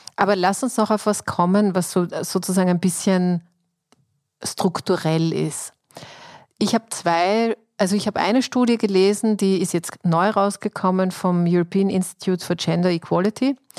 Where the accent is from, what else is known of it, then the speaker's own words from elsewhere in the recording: Austria; bei uns in Österreich